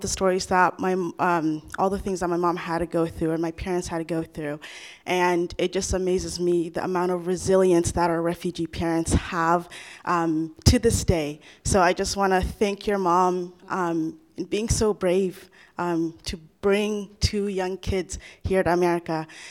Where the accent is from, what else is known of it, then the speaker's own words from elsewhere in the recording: Idaho, United States; I was raised here in Idaho